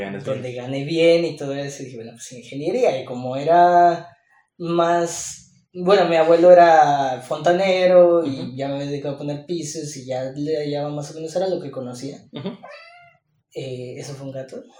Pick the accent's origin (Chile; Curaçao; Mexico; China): Mexico; como buen mexicano